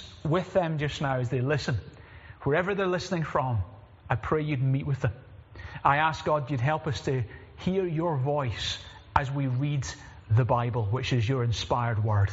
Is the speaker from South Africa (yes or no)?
no; Glasgow, Scotland, United Kingdom; moved away; I'm originally from Glasgow